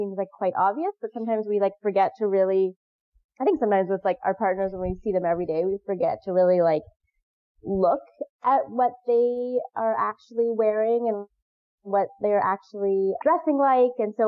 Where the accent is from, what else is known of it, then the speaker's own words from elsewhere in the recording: Pacific Northwest, United States; moved away; I'm from the Pacific Northwest.